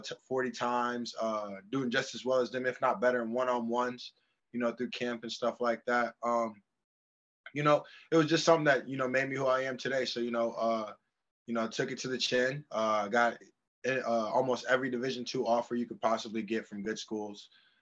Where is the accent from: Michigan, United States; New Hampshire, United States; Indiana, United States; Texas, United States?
Michigan, United States; Dowagiac; I was born and raised in Dowagiac, Michigan, you know. So, coming from a small town that not many people know about